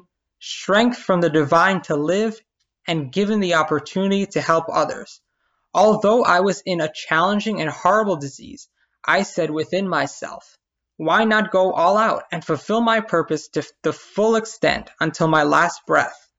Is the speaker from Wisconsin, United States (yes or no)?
no; New York City, New York, United States; I'm Puerto Rican born and raised in Brooklyn, New York